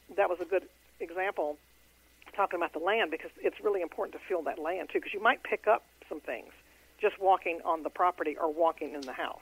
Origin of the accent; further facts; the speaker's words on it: Houston, Texas, United States; I'm in Houston. That's my hometown.